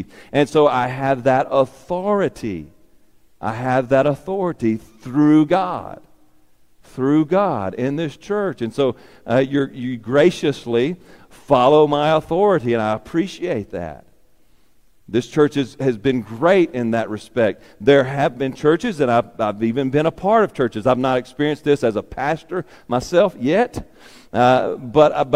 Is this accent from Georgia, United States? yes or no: no; Warren, Arkansas, United States; from Warren, Arkansas